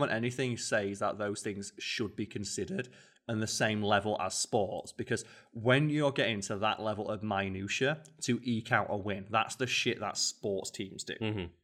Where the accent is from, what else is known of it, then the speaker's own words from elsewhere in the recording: England, United Kingdom; We are English.